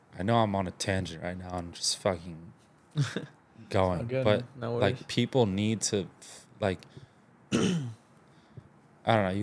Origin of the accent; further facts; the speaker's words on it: Baltimore, Maryland, United States; now in Texas, United States; I grew up in Baltimore. Like, I lived in the city, lived in the suburbs, split time between the two.